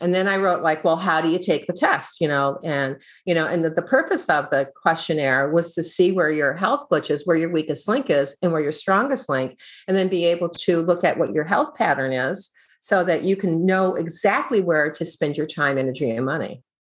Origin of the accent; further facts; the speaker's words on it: Midwest, United States; I grew up in the Midwest